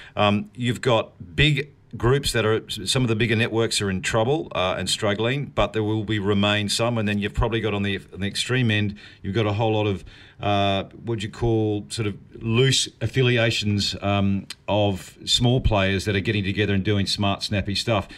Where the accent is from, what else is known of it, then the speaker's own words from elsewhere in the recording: New Zealand; I am a New Zealander